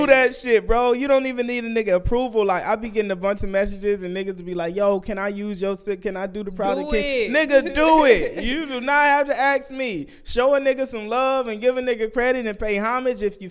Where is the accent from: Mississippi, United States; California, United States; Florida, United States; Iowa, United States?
California, United States; Vallejo; I'm from Vallejo